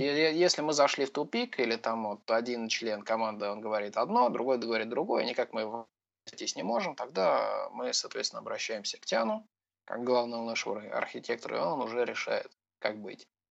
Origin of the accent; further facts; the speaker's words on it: Voronezh, Voronezh Oblast, Russia; Я из Воронежа